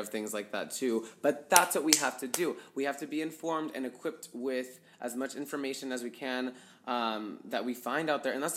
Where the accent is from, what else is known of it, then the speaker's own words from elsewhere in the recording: United States; as a brown boy, you just, like, experience things, like, growing up in America